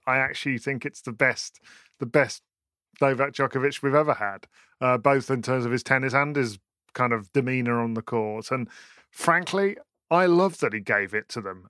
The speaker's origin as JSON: {"language": "English", "country": "United Kingdom", "said": "as a British person"}